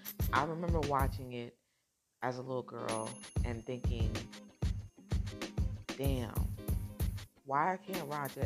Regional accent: New Jersey, United States; born there; I didn't know that I was born in North New Jersey. I didn't know I was adopted.

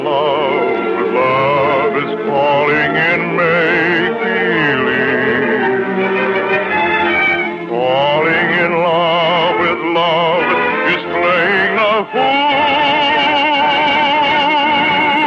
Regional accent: Syracuse, New York, United States; not my hometown up in good old New York State.

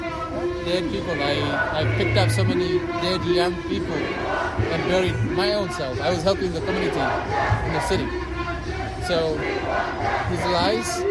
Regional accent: Tigray, Ethiopia; moved away as an adult; now in United States; the region I was raised from the country that I am familiar

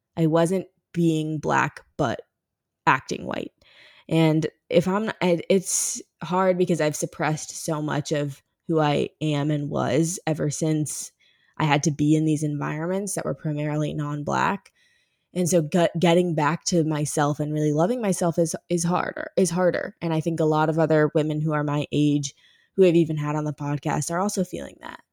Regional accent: Ferguson, Missouri, United States; my hometown of Ferguson

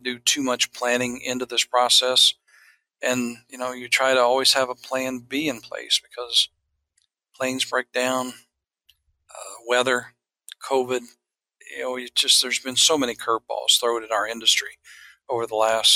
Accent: the Ozarks of Southwest Missouri, United States; also born or lived in Jefferson City, Missouri; Originally born and raised in the Ozarks of Southwest Missouri on a diversified crop and livestock farm

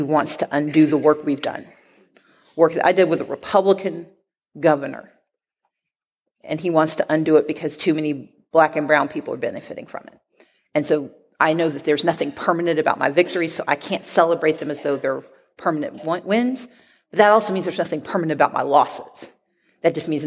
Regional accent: Mississippi, United States; now in Atlanta, United States; I grew up poor black in Mississippi.

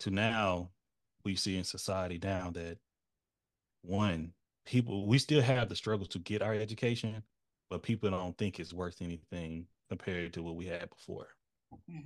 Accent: East Texas, United States; my access and quality of education was very clear um, in my town. I'm from East Texas, where I'm from

